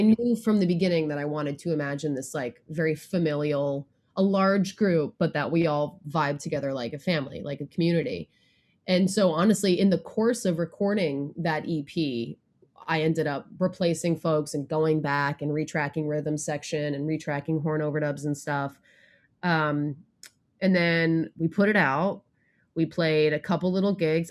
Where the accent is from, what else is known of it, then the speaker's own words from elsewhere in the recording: Connecticut, United States; now in Brooklyn, United States; I'm also from Connecticut